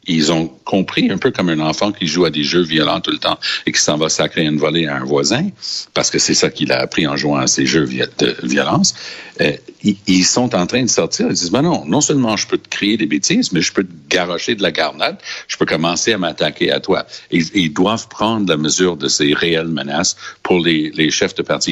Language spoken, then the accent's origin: French; Quebec, Canada; je viens du Québec